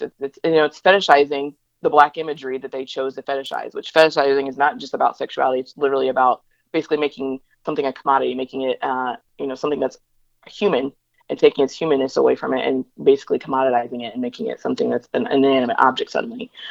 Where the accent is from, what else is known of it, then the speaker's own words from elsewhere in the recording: Northeast Indiana, United States; now in Atlanta, United States; I again live in the metro Atlanta area and um, I'm originally from the Northeast Indiana area